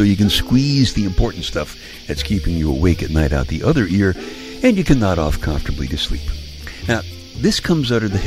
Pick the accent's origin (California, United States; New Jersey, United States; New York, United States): New York, United States; New York City; Now, I'm from Brooklyn. I grew up in Brooklyn.